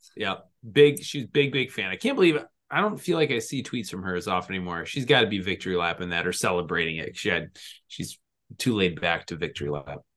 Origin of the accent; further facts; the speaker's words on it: Minnesota, United States; We're from Minnesota